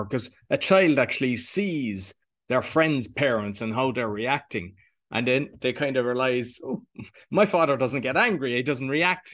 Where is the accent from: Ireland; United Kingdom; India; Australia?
Ireland; being Irish